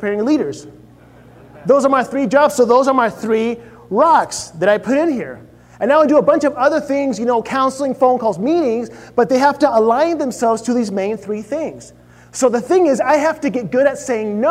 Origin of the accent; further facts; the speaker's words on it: Chile; moved away; I grew up in Chile